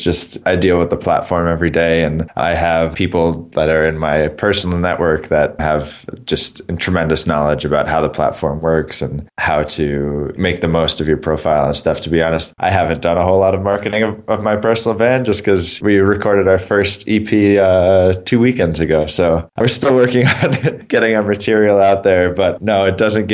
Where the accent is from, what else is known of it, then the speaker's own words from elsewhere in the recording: Boston, Massachusetts, United States; moved away as an adult; also born or lived in Singapore; now in San Francisco, United States; I grew up in Boston and went to school in Boston. So I spent, the first 22 years of my life in the Boston area